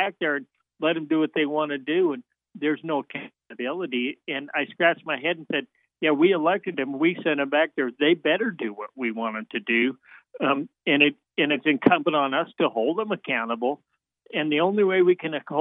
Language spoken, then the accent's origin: English; Montana, United States; now in Wyoming, United States; I grew up in Montana